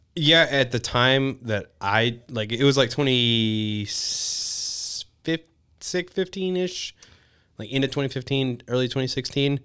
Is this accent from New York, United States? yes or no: no; League City, Texas, United States; also born or lived in Pasadena, Texas / East Bernard, Texas; born and raised in Texas.